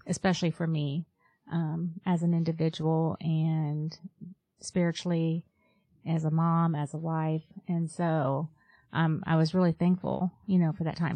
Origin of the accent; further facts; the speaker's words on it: Ohio, United States; moved away as an adult; also born or lived in North Carolina / Virginia / West Virginia; we grew up here in Ohio. We moved away.